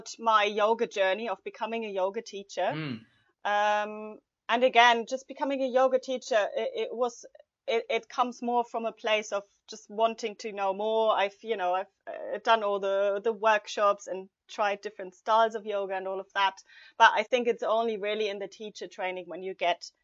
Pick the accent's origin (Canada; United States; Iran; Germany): Germany; moved away as an adult; now in London, United Kingdom; I'm originally from Germany.